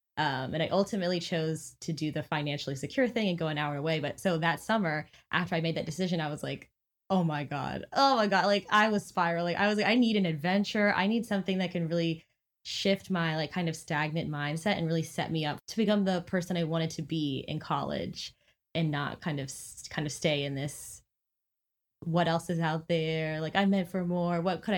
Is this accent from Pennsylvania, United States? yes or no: no; Stafford, Virginia, United States; also born or lived in California / Japan; I was born in California, we moved around the US, moved to Japan, and then when we came back to the US, he was like, you know where we should go? Stafford, Virginia, the smallest, most like small town ever.